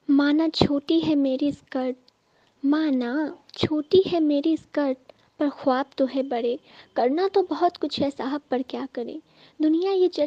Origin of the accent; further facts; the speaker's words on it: Singhwara, Bihar, India; और मैं बिहार से हूँ दरभंगा जिला से सिंगवाड़ा प्रखंड से हूँ